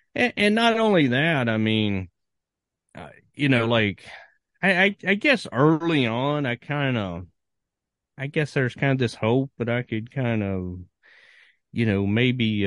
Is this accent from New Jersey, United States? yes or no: no; Virginia, United States; growing up in Virginia